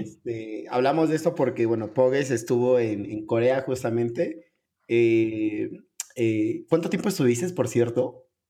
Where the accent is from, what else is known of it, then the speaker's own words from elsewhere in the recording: Mexico; nosotros como mexicanos